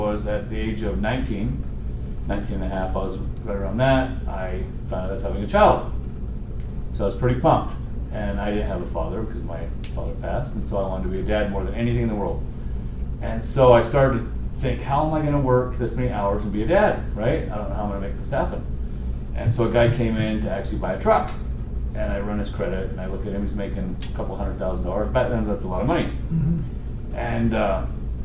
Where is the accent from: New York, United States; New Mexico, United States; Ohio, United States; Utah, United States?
Utah, United States; Tooele; Tula, my hometown